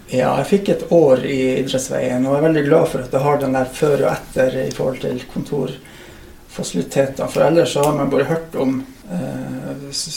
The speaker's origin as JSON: {"language": "Norwegian", "town": "Oksfjord", "region": "Troms", "country": "Norway", "tie": "born or raised there", "also_born_or_lived": "Kvænangen / Reinfjord", "moved": "as an adult", "lives_now": "Skjervøy, Norway", "said": "Så det er Oksfjord jeg vokste opp, og som jeg anser at jeg kommer ifra."}